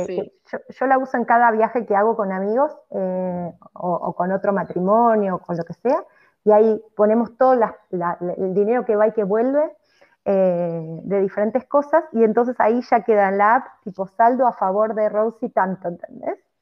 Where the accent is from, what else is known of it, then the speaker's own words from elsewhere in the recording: Argentina; moved away; la sociedad católica en la que, en la que, fuimos criados eh, en Argentina